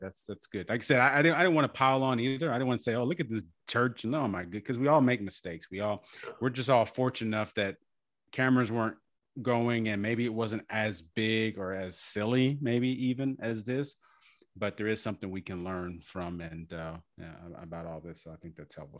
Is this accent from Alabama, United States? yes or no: no; Galveston, Texas, United States; moved away as an adult; also born or lived in Rio Grande Valley, Texas; I grew up in Galveston, and you know, I'm I'm half and half